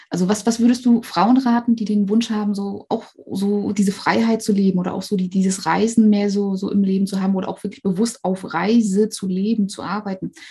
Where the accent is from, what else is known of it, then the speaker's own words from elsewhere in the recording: Grevesmühlen, Mecklenburg-Vorpommern, Germany; now in Rostock, Germany; ich komme aus Grevesmühlen, aber es kommen auch unglaublich viele Leute aus Grevesmühlen, aber ich wohne jetzt in Rostock.